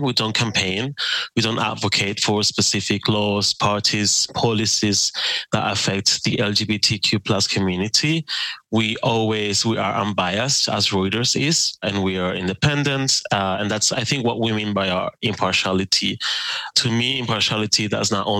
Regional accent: Spain; moved away as an adult; also born or lived in Germany; now in Berlin, Germany; So I'm from Spain, and my first work as a journalist was for Germany's international broadcaster, DW. I moved from Spain to Germany for

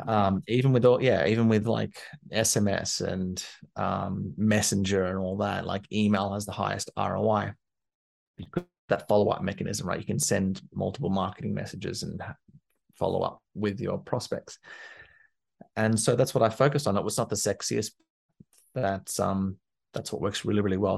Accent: Canberra, Australian Capital Territory, Australia; moved away as an adult; also born or lived in London; I'm from Canberra in Australia, which is the capital, but it's not a big city

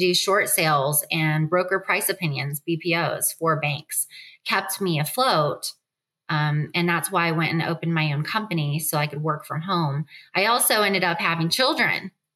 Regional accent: Dania Beach, Florida, United States; now in Charlotte, United States; I grew up in Dania, Florida, a really nasty area at the time

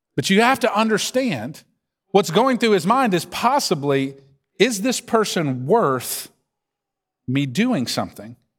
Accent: the South, United States; accent: Southern drawl; you don't have to listen to me very long to hear this Southern drawl and know I'm from the South.

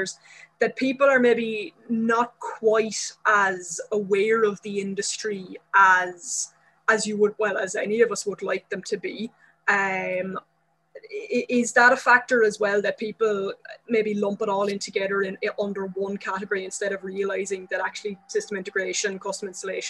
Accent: Wexford, Leinster, Ireland; I remember working with a gallery owner in my hometown in Wexford in Ireland

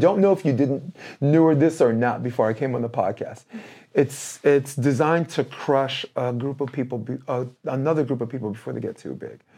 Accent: New York City, New York, United States; moved away as an adult; now in Hermosa Beach, United States; I am a moron from Brooklyn

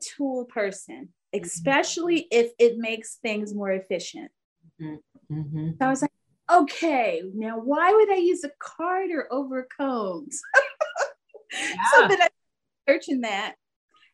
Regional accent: Philadelphia, Pennsylvania, United States; moved away as an adult; also born or lived in northwest Indiana near Chicago; now in Fort Wayne, United States; I grew up and lived in Philadelphia all my life until I met my husband

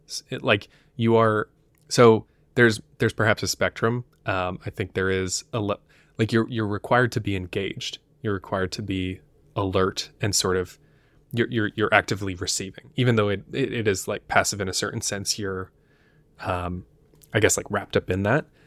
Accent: United States; as an American viewer

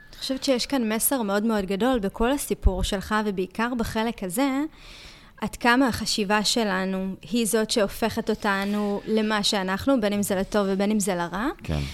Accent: Ashkelon, Southern District, Israel; moved away; נסעתי לאזכרה של אבא שלי באשקלון, ועלה לי איזשהו חשק כזה להצטלם בשכונה שבה גדלתי

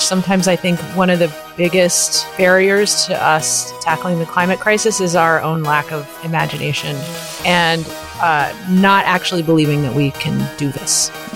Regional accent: Appalachia, United States; And I'm from Appalachia. I live in West Virginia now.

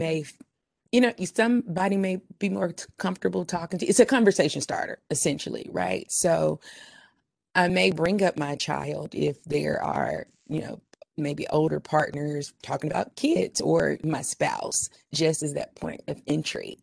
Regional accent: Memphis, Tennessee, United States; accent: urban twang; I'm from Memphis

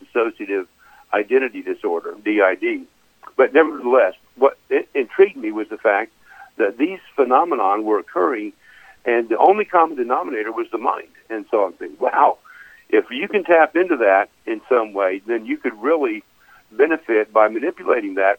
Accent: Kokomo, Indiana, United States; moved away as an adult; I grew up in Kokomo, Indiana

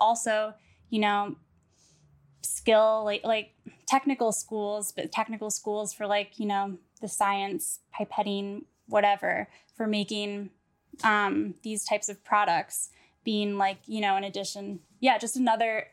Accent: St. Louis, Missouri, United States; I'm from St. Louis, but I feel like one of the things I would always do as a high schooler in St. Louis

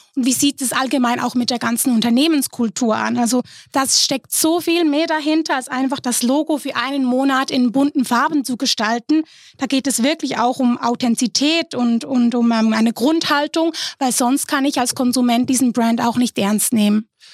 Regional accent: Switzerland; bei uns in der Schweiz

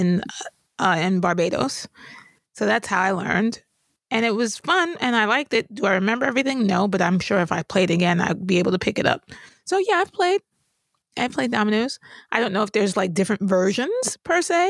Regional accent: New York, United States; I grew up in New York

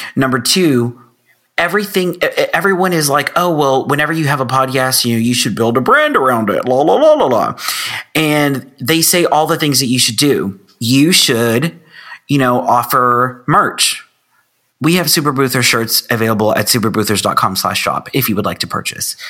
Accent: Texas, United States; I am from Texas

